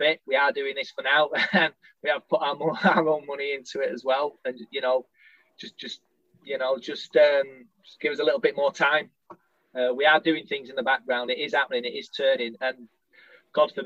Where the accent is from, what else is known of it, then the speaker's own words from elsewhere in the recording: Littleborough, North West England, United Kingdom; I'm from Littleborough